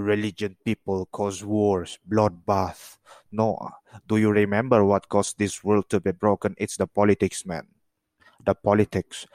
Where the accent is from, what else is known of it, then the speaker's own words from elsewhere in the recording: Russia; I am from Russia